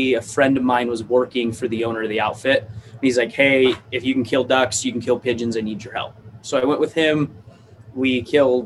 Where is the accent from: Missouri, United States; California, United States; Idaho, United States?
Idaho, United States; I grew up in Idaho